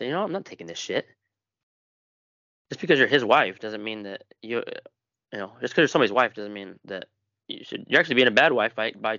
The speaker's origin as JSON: {"language": "English", "country": "Ireland", "said": "I'm Irish. I can say bigoted things toward Irish people."}